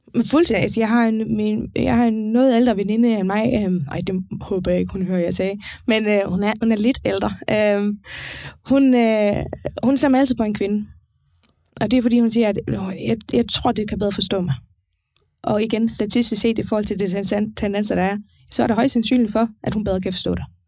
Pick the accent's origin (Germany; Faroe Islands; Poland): Faroe Islands; now in Denmark; jeg kommer fra Færøen